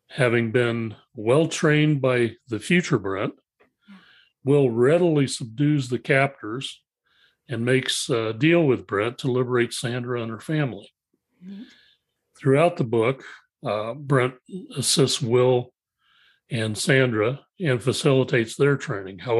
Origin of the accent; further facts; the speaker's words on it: Ohio, United States; Uh, I'm originally from Ohio